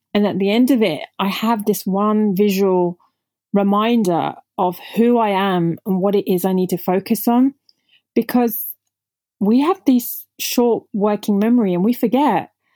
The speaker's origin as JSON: {"language": "English", "country": "United Kingdom", "tie": "born or raised there", "first_language": "Punjabi", "second_language": "English", "said": "I'm Indian origin, so I remember not even speaking English when I was growing up 'cause I was raised by my grandparents at home while my parents the typical immigrants, parents were out working really hard in the U K"}